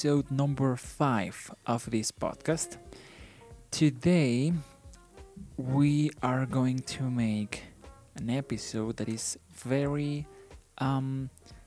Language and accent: English; Mexico; first language Spanish; English is a second language; I am from Mexico. I was born in Mexico and I live in Mexico, and my native language is Spanish.